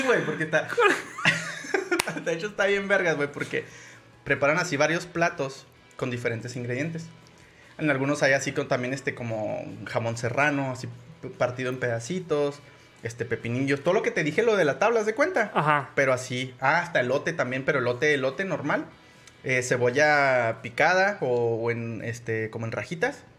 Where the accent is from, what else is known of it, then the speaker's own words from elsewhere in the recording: Mexico; somos mexicanos